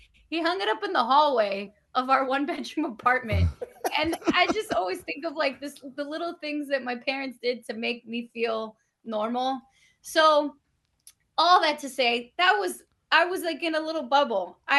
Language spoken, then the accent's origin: English; Bronx, New York, United States; Like I go back to growing up in the Bronx and I fell in love with baseball at that point.